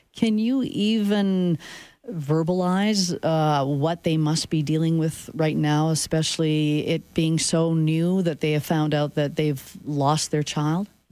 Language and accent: English; Saskatchewan, Canada; now in Calgary, Canada; I grew up in Saskatchewan where you took buses to go to sporting events.